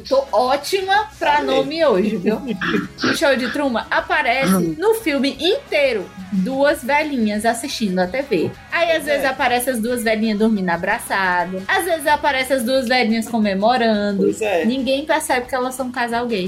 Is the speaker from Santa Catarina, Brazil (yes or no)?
no; Ceará, Brazil; accent: cearense; eu acho que o sotaque cearense não é tão forte assim, sabe? Pelo menos o meu não acho tão forte